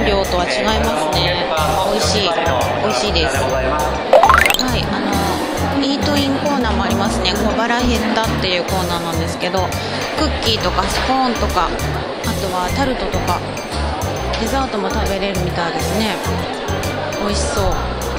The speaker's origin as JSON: {"language": "Japanese", "region": "Miyagi", "country": "Japan", "tie": "born or raised there", "said": "私の地元宮城"}